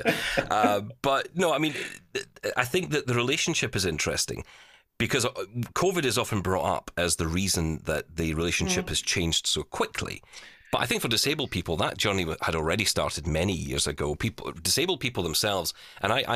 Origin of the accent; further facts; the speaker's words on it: Glasgow, Scotland, United Kingdom; we're actually from the very much the same part of Glasgow